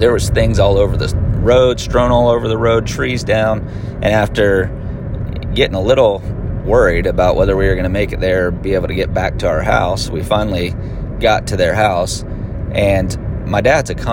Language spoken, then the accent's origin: English; Florida, United States; also born or lived in Pennsylvania; I was born in Pennsylvania, but I've lived in Florida since I was 10